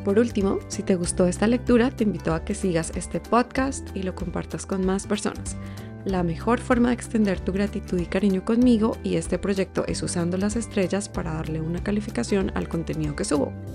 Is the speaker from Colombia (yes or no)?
yes; Colombia; soy colombiana